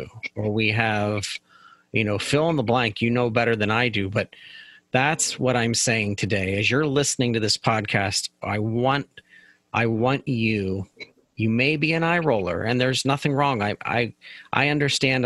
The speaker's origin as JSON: {"language": "English", "town": "Pittsburgh", "region": "Pennsylvania", "country": "United States", "said": "I'm from Pittsburgh"}